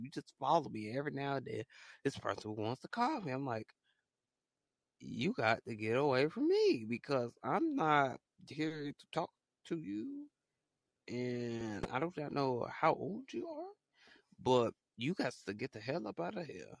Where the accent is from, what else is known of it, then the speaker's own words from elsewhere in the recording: Alabama, United States; I'm from small state called you know, small state called Alabama